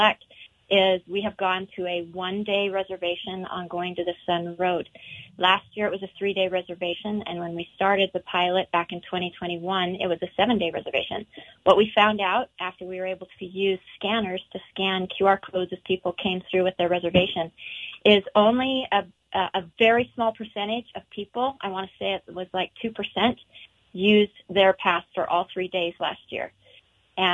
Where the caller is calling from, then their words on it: Montana, United States; I'm calling from Glacier National Park, where we've got a foggy, rainy day.